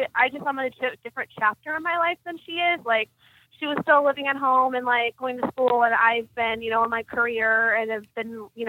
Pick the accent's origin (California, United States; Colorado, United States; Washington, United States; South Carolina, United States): California, United States; San Diego; I'm from San Diego, California.